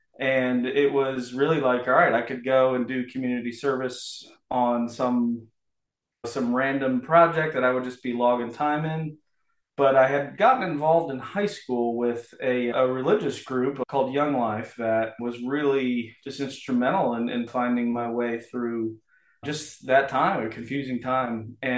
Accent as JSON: {"language": "English", "town": "Miami", "region": "Florida", "country": "United States", "tie": "born or raised there", "said": "And so growing up in Miami, it was all … and … was a big, …, all that stuff."}